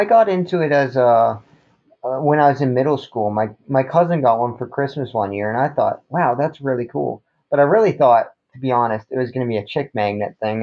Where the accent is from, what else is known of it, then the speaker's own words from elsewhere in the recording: Goderich, Ontario, Canada; moved away as an adult; also born or lived in Kitchener-Waterloo, Ontario; now in Chesapeake, United States; I was born in a town called Kitchener-Waterloo, but I grew up in a small little town called Goderich.